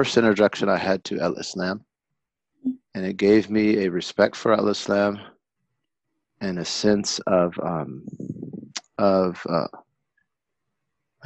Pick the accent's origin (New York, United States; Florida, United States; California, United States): California, United States; Berkeley; moved away as an adult; also born or lived in Tarim, Yemen; now in Detroit, United States; I was born and raised in Berkeley, California